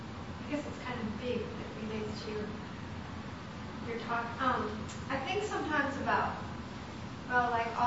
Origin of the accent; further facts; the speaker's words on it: Midwest, United States; I'm from the Midwest, and I was taught, you know, in a Christian family